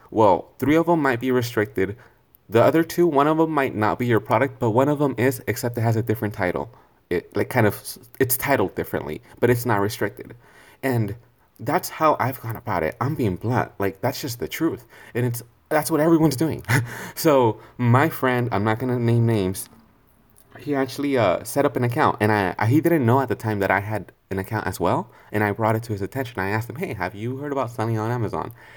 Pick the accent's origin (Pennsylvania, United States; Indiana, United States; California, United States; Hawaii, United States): California, United States; I'm from California